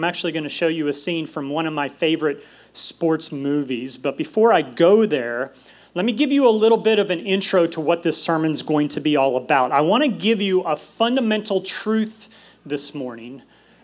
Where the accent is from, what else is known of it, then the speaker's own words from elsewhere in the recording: New York, United States; moved away; I'm originally from New York, so I love my New York sports team